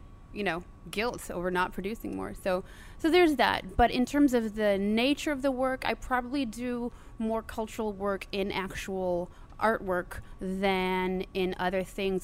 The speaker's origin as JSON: {"language": "English", "town": "Chicago", "region": "Illinois", "country": "United States", "moved": "as an adult", "lives_now": "New Orleans, United States", "said": "I'm originally from Chicago, and my mom is born in Chicago."}